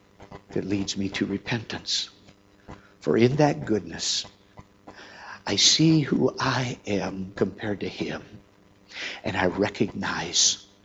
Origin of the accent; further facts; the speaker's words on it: Minnesota, United States; moved away; I remember meeting number one was my hometown in Minnesota.